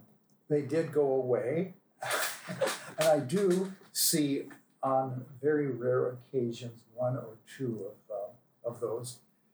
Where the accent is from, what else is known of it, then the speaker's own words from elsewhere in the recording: Walla Walla, Washington, United States; My home is Walla Walla, Washington.